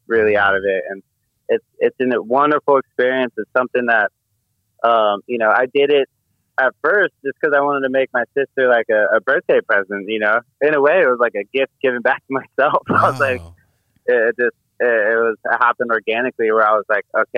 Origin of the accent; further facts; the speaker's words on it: Marin County, California, United States; I'm a white boy growing up in Marin County